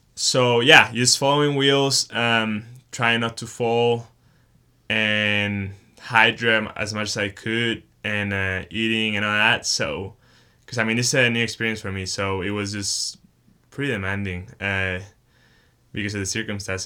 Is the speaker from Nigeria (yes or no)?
no; Chihuahua, Mexico; moved away as an adult; also born or lived in Texas; now in Boulder, United States; I grew up in Chihuahua, Mexico, and started riding mountain bikes with my dad when I was four years old